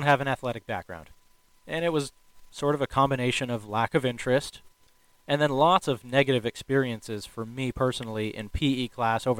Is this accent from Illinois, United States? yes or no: yes; Chicago, Illinois, United States; now in Washington State, United States; I grew up in Chicago, Illinois